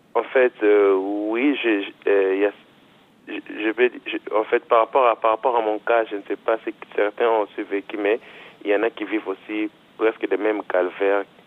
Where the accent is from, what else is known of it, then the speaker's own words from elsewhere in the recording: DR Congo; moved away as an adult; now in Angers, France; Je viens de la République démocratique du Congo